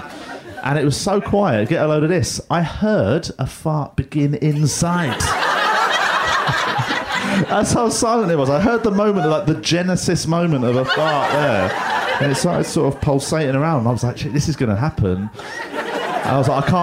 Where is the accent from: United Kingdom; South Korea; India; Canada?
United Kingdom; England; I'm from England, so the sort of people that name pineapples